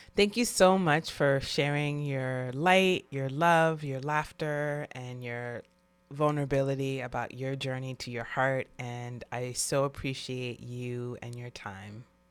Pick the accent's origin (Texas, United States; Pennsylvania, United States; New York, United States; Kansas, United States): New York, United States; New York City; I'm from New York City